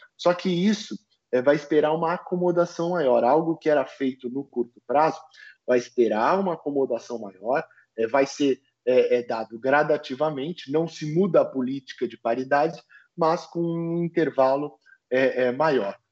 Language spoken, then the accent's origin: Portuguese; Brazil